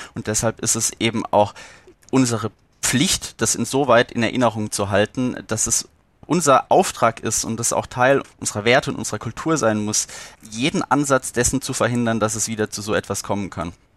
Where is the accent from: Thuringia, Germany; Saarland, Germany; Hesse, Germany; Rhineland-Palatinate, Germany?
Rhineland-Palatinate, Germany; ich hier Pfälzer